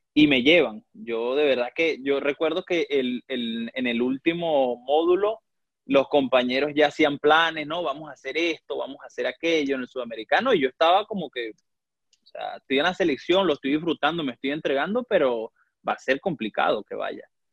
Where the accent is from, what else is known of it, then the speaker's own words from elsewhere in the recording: Valera, Trujillo, Venezuela; moved away as an adult; also born or lived in Táchira, Venezuela; now in Grozny, Russia; yo nací en, Valera, Estado Trujillo.